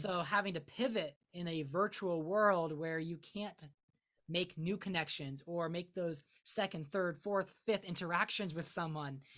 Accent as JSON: {"language": "English", "town": "Akron", "region": "Ohio", "country": "United States", "said": "I'm from Northeast Ohio, so specifically the Akron, Summit County area"}